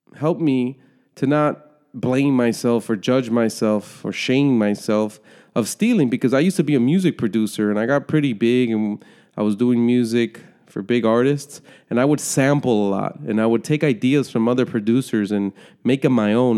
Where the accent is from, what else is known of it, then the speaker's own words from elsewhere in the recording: United States; I'm a citizen, born and raised in the United States